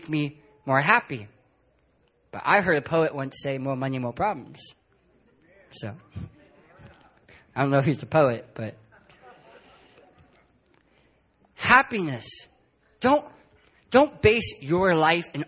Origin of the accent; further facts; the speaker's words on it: San Diego, California, United States; My wife and I, to get here, we're from San Diego, California